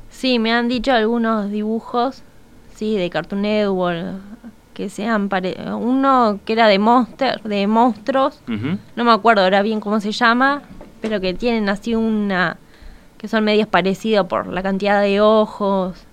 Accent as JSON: {"language": "Spanish", "region": "Montevideo", "country": "Uruguay", "said": "tengo recuerdo como de los 8, 9 años que iba a clases de dibujo en el Paso de la Arena, soy del Cerro."}